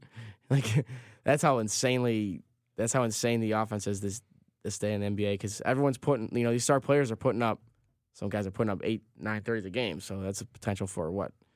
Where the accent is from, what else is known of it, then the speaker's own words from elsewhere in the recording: Chicago, Illinois, United States; I'm from Chicago